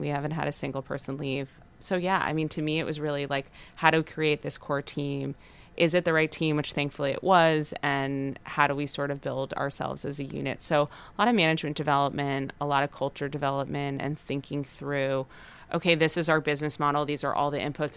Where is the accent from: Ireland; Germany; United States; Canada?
United States; Los Angeles, California; We're both from Los Angeles, born and raised.